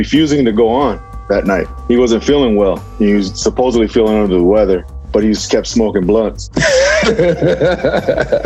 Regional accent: San Diego, California, United States; I'm from San Diego.

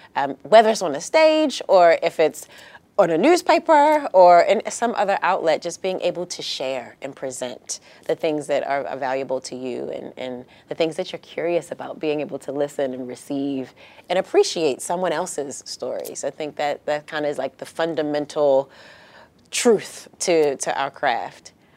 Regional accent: Baltimore, Maryland, United States; moved away as an adult; now in San Diego, United States; I'm from Baltimore, Maryland, originally, and that is, that was home for me

